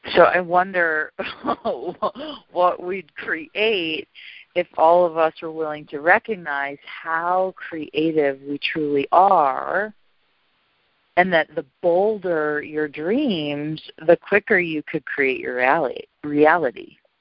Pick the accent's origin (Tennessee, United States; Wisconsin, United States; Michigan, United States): Wisconsin, United States; Milwaukee; also born or lived in South America; I was born and raised in Milwaukee, and when I got out of college and left South America, I went back there